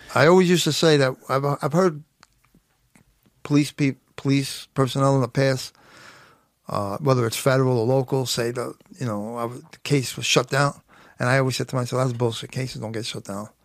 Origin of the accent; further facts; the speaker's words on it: New York City, New York, United States; I grew up in Canarsie, Brooklyn